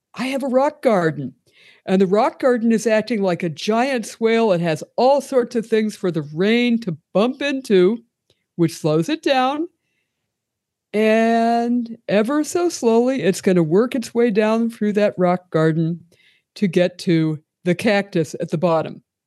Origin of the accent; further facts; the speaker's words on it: Pennsylvania, United States; moved away as an adult; now in Tucson, United States; I'm originally from Pennsylvania